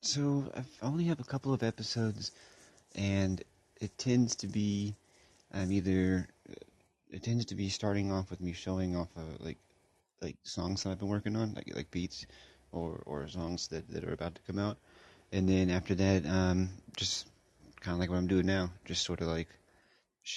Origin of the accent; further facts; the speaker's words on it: California, United States; I'm from California